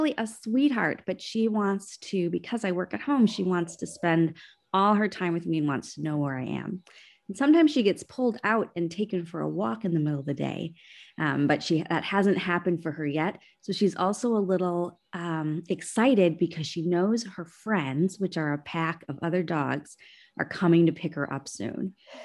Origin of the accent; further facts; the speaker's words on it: Minnesota, United States; growing up in Minnesota, in the northern part of this country